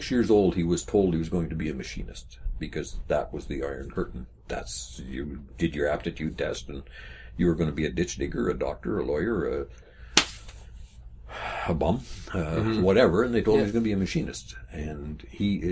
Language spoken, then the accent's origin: English; Manitoba, Canada; we're from Manitoba